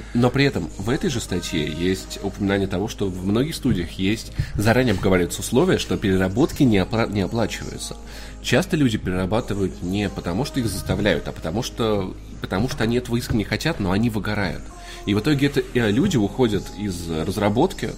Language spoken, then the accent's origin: Russian; Voronezh, Voronezh Oblast, Russia; now in Moscow, Russia; мой родной город Воронеж